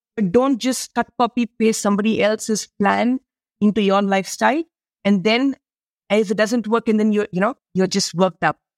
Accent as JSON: {"language": "English", "country": "India", "said": "I come from India. We have a land of spices"}